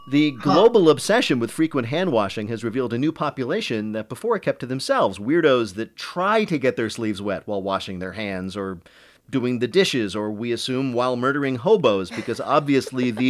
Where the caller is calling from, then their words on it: Marblehead, Massachusetts, United States; From Marblehead, Massachusetts.